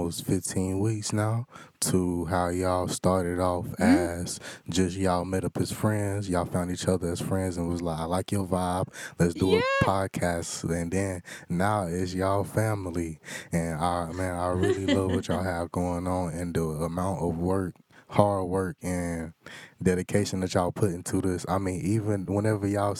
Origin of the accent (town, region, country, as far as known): North Carolina, United States; born or raised there